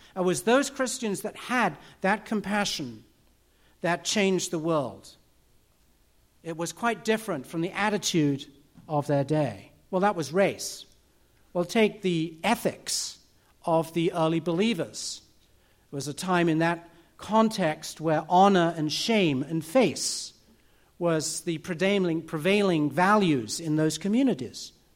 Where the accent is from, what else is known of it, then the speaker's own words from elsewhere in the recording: United Kingdom; I'm British.